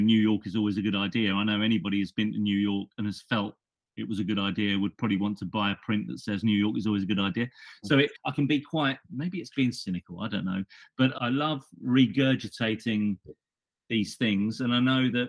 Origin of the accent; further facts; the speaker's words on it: London, United Kingdom; I'm from London.